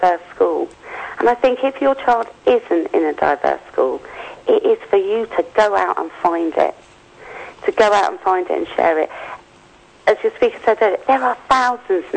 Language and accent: English; Yorkshire and the Humber, United Kingdom; I'm from Yorkshire